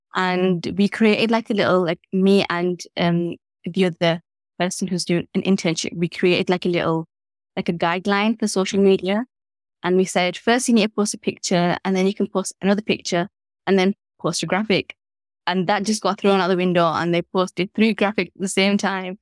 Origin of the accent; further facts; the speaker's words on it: Leeds, Yorkshire and the Humber, United Kingdom; growing up in Leeds, you feel like it's, like, small